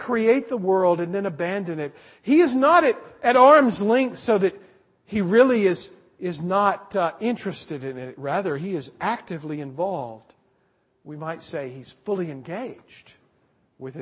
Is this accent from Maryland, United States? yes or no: no; South Carolina, United States; moved away; I grew up back east in South Carolina